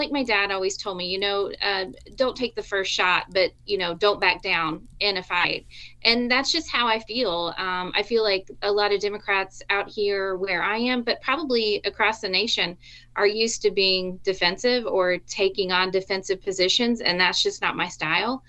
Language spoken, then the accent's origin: English; Arkansas, United States; now in Missouri, United States; I'm originally from Arkansas.